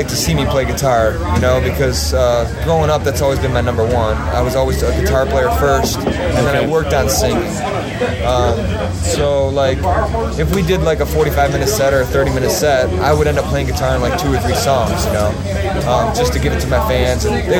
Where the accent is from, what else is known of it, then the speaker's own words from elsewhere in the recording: Woodhaven, Michigan, United States; Yeah, I grew up in Woodhaven.